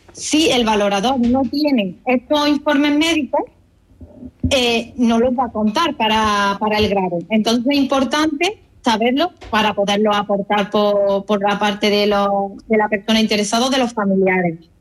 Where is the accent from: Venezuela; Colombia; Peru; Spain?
Spain; Córdoba, Andalusia; now in Málaga, Spain; soy cordobesa, aunque resido en Málaga.